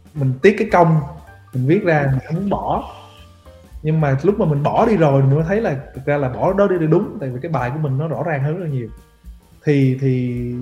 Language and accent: Vietnamese; Vietnam; mình là người Việt biết tiếng Việt